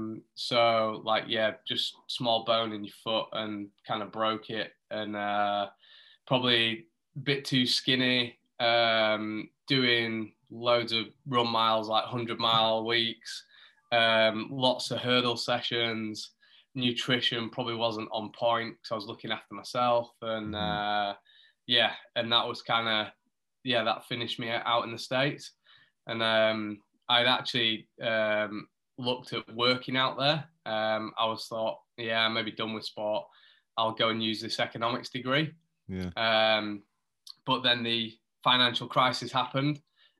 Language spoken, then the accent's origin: English; Huddersfield, Yorkshire and the Humber, United Kingdom; I grew up in Huddersfield, which is maybe like 30, 40 minutes from Leeds.